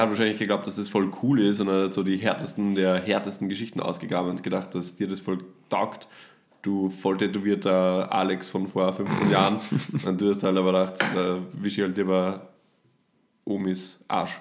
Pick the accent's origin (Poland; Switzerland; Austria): Austria; bei uns in Österreich